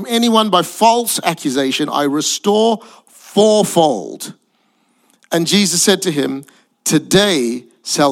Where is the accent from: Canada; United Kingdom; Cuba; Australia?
Australia; Perth, Western Australia; also born or lived in Singapore / Malaysia; I'm Asian, but I grew up in Perth, Western Australia.